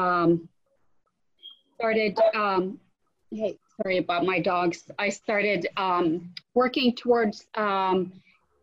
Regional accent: Finland; moved away; I'm from Europe originally, and I went back home September. And I come from a fairly small town, but it has a 500-year-old castle

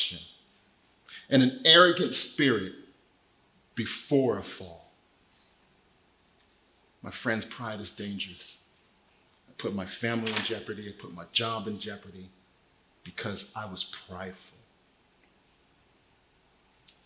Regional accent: Desert Hot Springs, California, United States; moved away as an adult; now in Temecula, United States; Ended up back in my hometown, Desert Hot Springs

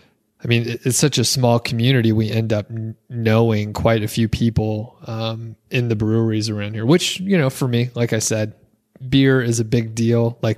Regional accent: Atlanta, Georgia, United States; now in Bozeman, United States; because we came from the Atlanta area where we have siblings across town

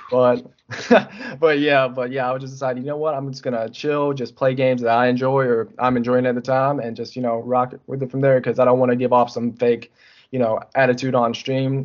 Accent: North Carolina, United States; I'm from North Carolina

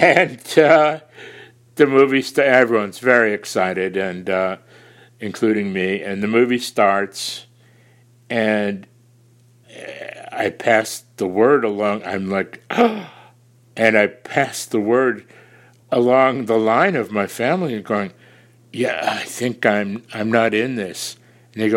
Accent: Chicago, Illinois, United States; I was born and raised on the South Side

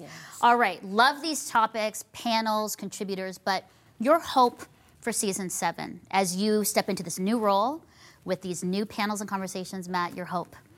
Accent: Burlington, Ontario, Canada; I'm here in my hometown of Burlington, Ontario

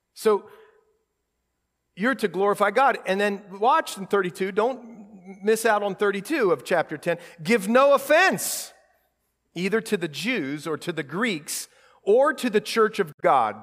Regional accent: Columbus, Ohio, United States; We grew up in Columbus

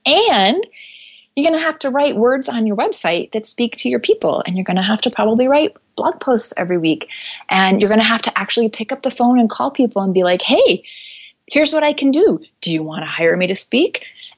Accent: Tokyo, Japan; the reason I grew up in Tokyo is because my parents are Christian missionaries.

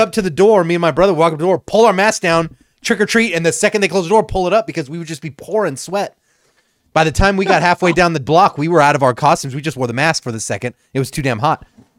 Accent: Southern California, United States; I grew up out here in SoCal

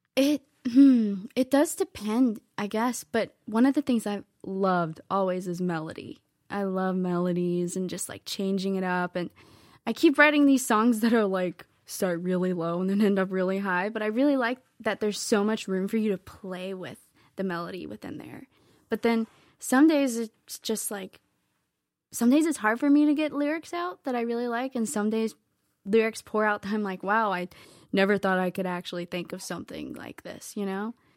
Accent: Lexington, Virginia, United States; moved away as an adult; now in Nashville, United States; I grew up in Virginia.

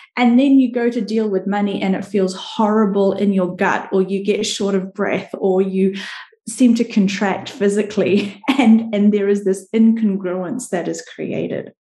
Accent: New Zealand; I'm from New Zealand

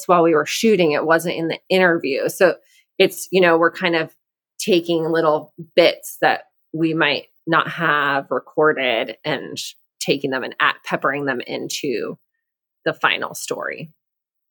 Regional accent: Mexico; moved away; I grew up in Mexico.

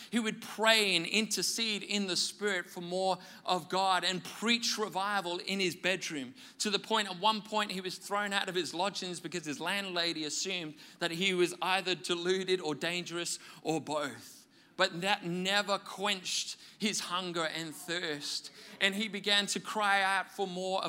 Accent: Wales, United Kingdom; I grew up in Wales in the UK

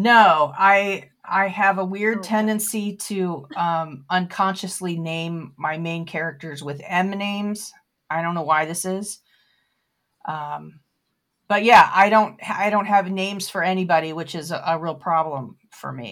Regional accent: Florida, United States; also born or lived in Baltimore, Maryland; now in North Carolina, United States; I grew up in Florida

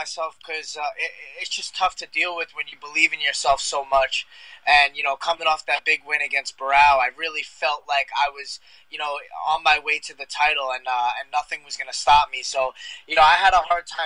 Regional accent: Long Island, New York, United States; I'm from Long Island, so I'm out here in Selden, Long Island right now.

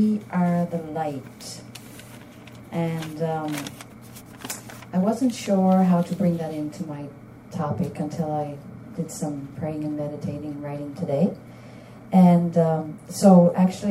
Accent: St. John's, Newfoundland and Labrador, Canada; now in Ottawa, Canada; I'm originally from St. John's, Newfoundland

